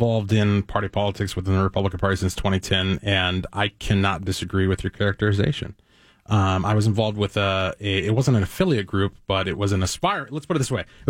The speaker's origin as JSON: {"language": "English", "region": "Texas", "country": "United States", "said": "I'm from Texas."}